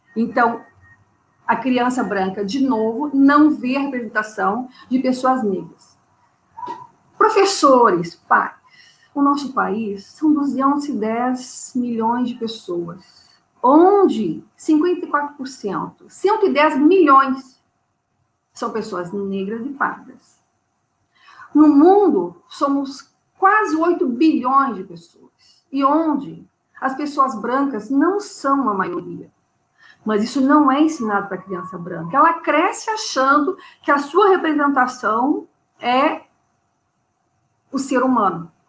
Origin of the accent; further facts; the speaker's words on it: Porto Alegre, Rio Grande do Sul, Brazil; moved away as an adult; now in Rio de Janeiro, Brazil; Eu sou de Porto Alegre, Porto, Alegre. Então. E lá, minha, quase minha vida toda, né? Estou há sete anos no Rio de Janeiro